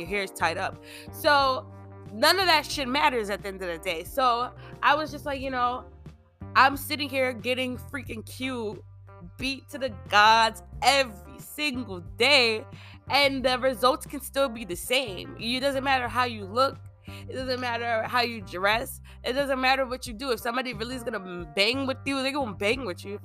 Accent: Long Island, New York, United States; I grew up on Long Island

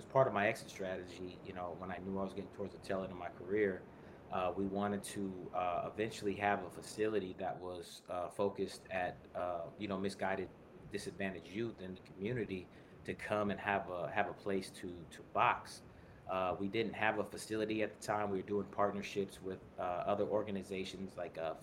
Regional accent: Bay Area, California, United States; also born or lived in Portland, Oregon / Livermore, California / Tracy, California / Sacramento, California; I moved to California, 4 or 5 years old. We started moving out through California, various parts throughout the Bay Area. I went to high school in the Tri-Valley, which is Livermore, Granada High School

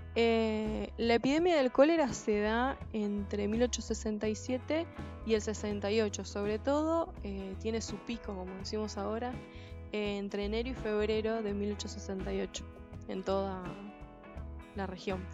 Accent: Mercedes, Buenos Aires Province, Argentina; los mercedinos conocemos

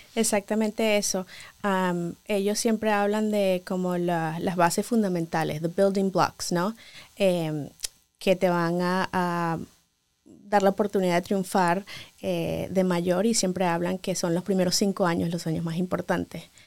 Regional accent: Venezuela; moved away as an adult; now in Los Angeles, United States; Como muchos médicos venezolanos

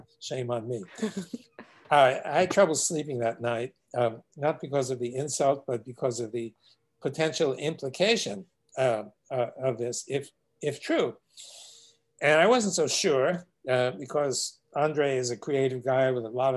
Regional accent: New York City, New York, United States; I remember as a child growing up in Brooklyn, New York

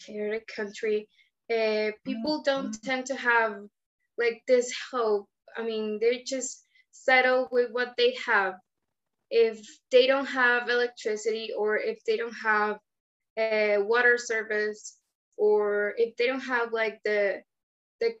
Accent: Caracas, Capital District, Venezuela; I am from Caracas, Venezuela.

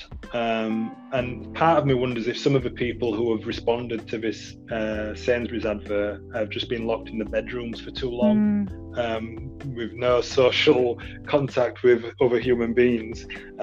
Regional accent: United Kingdom; I don't see myself as British

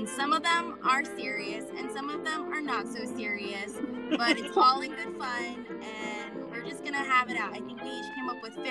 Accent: the Bay Area, California, United States; we're from the Bay

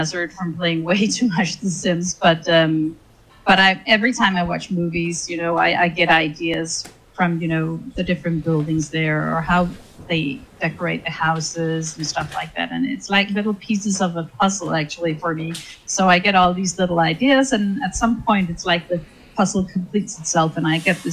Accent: Denmark; I'm from Denmark

